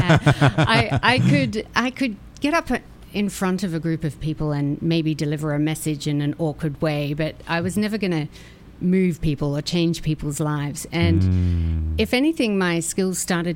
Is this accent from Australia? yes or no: yes; Australia; moved away; I'm an Aussie